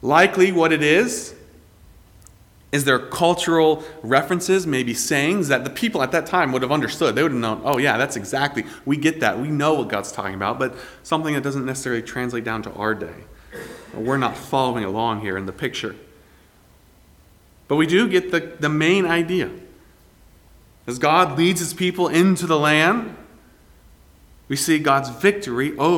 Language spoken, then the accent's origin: English; Greenville, South Carolina, United States; my growing up in Greenville, South Carolina